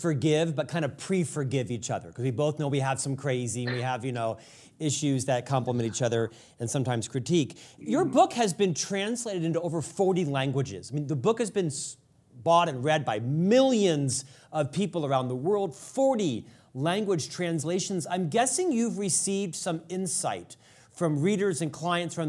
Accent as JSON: {"language": "English", "region": "Florida", "country": "United States", "moved": "yes", "said": "we're both from Florida."}